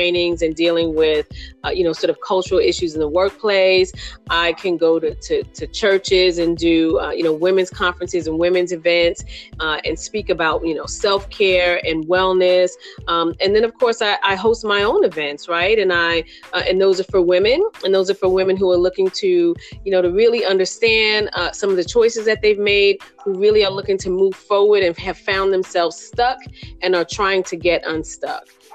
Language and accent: English; New York City, New York, United States; I am from New York City. I grew up in Brooklyn, New York